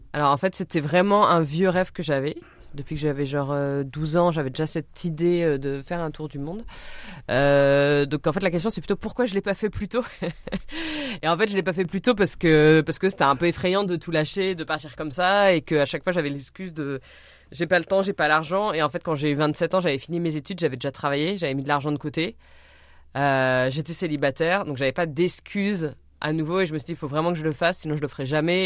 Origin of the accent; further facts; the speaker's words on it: Orléans, Centre-Val de Loire, France; je suis partie d'Orléans, qui est ma ville natale